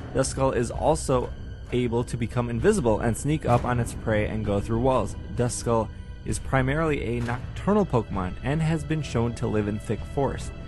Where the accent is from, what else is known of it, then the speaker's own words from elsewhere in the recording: Wisconsin, United States; accent: Wisconsin; I just have a very, uh, monotone, uh, Wisconsin voice